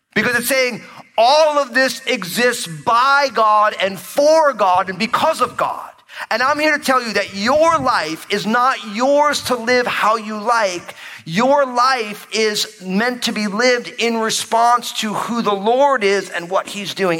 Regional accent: New Jersey, United States; now I grew up in New Jersey, but my whole family is from New York

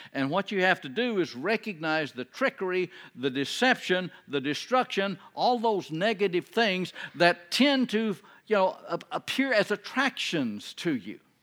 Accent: Texas, United States; I'm from Texas

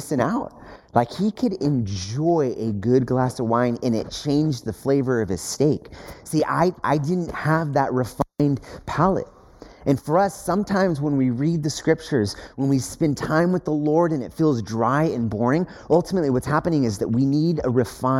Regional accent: United States; as American Westerners

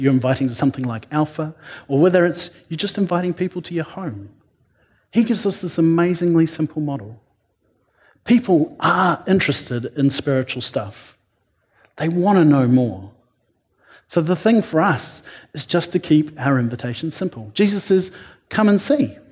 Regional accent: New Zealand; I'm a New Zealander

